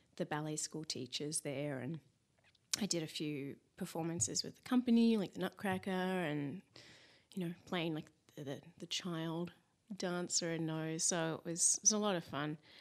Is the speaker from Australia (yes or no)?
yes; Mount Eliza, Victoria, Australia; accent: Aussie; also born or lived in Eltham; now in Los Angeles, United States; I was born in Eltham, and then we moved down to Mount Eliza, and I sort of started school down there.